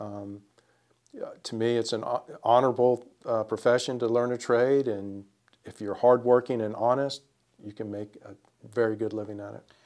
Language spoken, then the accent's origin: English; Springfield, Virginia, United States; now in Winston-Salem, United States; I am from Springfield, Virginia